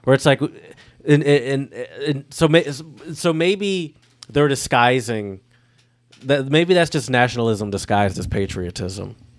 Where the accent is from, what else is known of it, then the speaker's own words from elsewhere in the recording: United States; I'm from America